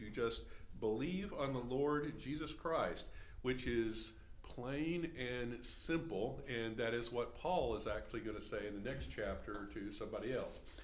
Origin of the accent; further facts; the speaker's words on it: Henderson, Texas, United States; I grew up in Henderson, Texas